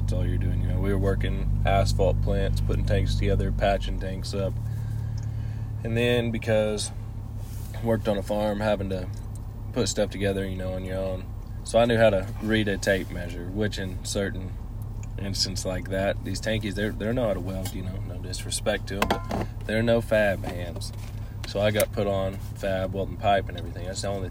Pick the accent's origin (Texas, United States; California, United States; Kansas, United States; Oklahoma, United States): Oklahoma, United States; Yale; Yale, Oklahoma.